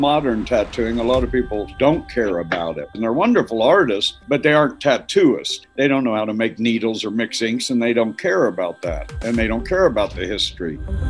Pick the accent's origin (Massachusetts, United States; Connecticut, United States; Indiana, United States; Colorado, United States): Indiana, United States; Indianapolis; also born or lived in Georgia; now in Cincinnati, United States; I was born in Georgia, and I grew up in Indianapolis, Indiana, and then we moved to Cincinnati in 1977, so that's our home in Cincinnati.